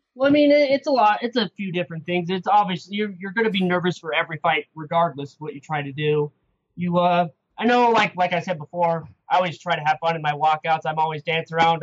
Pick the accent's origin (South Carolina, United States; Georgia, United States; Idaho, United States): Idaho, United States; moved away as an adult; now in Salt Lake City, United States; I'm from Idaho. I was fighting out in Idaho for a few years